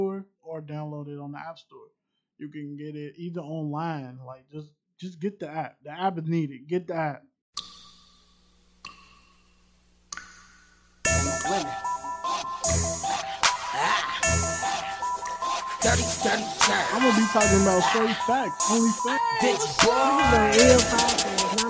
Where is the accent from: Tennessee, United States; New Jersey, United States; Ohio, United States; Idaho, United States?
Ohio, United States; Mount Healthy; I'm from Mount Healthy